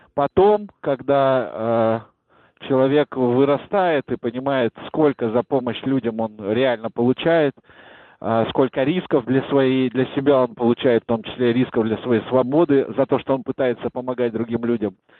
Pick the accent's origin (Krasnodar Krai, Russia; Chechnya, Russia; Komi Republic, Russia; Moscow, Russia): Moscow, Russia; я из Чертанова